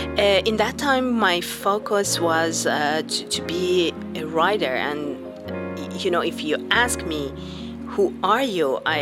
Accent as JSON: {"language": "English", "country": "Iran", "tie": "born or raised there", "second_language": "English", "said": "Yeah, I was born in Iran during the war, Iraq-Iran."}